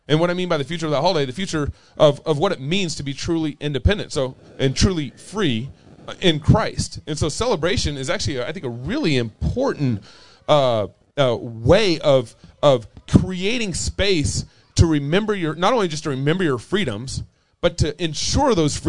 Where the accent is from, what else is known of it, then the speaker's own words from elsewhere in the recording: the South, United States; growing up in the South